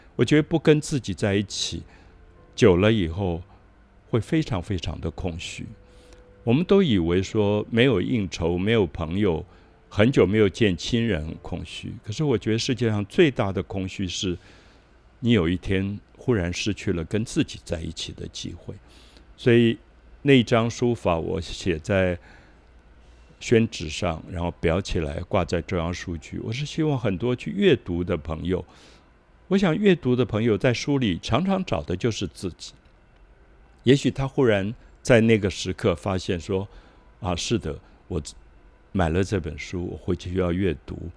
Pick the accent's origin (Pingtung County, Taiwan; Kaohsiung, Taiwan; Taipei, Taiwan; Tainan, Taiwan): Taipei, Taiwan; 我小时候在大龙洞的保安宫